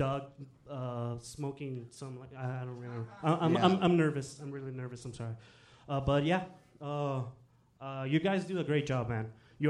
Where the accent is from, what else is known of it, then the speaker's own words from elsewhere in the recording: Mexico; moved away; I'm from Mexico